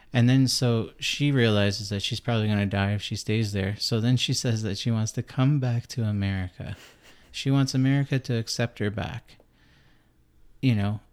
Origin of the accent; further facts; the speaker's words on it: Canada; I'm Canadian